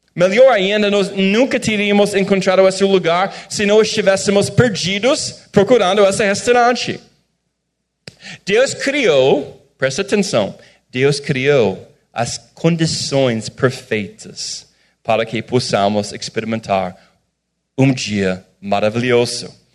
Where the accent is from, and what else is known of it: United States; Portuguese is a second language; moved away as an adult; now in Brazil